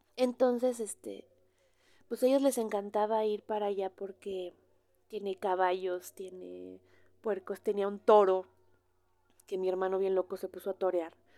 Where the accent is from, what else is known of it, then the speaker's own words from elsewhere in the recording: Mexico; cómo somos los mexicanos